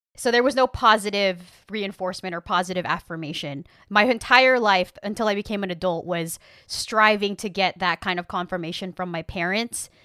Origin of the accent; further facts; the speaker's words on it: Rio Grande Valley, Texas, United States; I grew up in the Rio Grande Valley